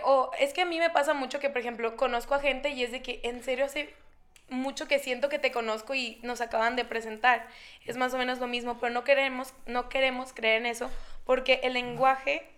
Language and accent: Spanish; Nogales, Sonora, Mexico; moved away as an adult; now in Guadalajara, Mexico; no soy de aquí, soy de Nogales, Sonora